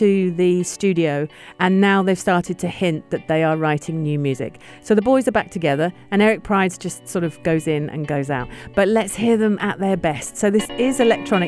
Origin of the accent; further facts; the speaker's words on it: United Kingdom; as a Brit